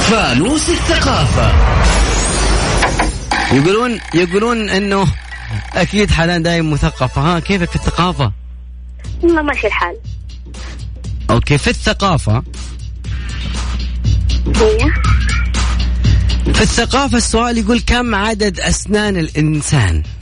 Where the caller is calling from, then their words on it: Yanbu, Medina Province, Saudi Arabia; بعدين الجو بارد ما شاء الله عندنا في ينبع يعني يعتبر حليو لنا ثلاث ايام ما شاء الله جت موجه